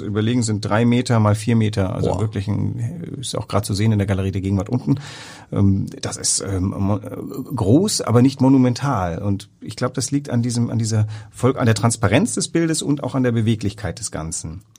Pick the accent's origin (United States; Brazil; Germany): Germany; West Germany; als Wessi